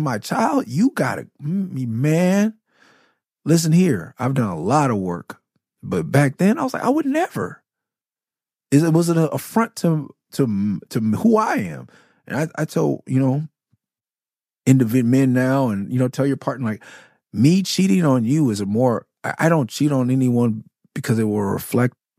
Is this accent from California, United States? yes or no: yes; Los Angeles, California, United States; I'm from L.A. from Miss City, from Cloverdale, from Okie Talk Crip.